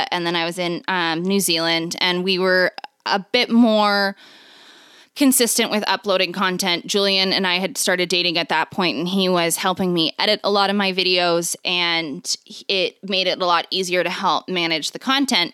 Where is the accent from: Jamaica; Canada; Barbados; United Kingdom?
Canada; I'm Canadian